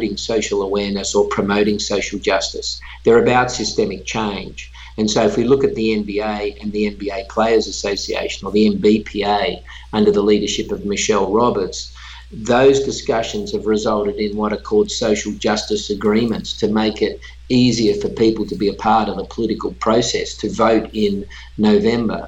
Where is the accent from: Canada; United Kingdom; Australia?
Australia; moved away; that country, which is my home country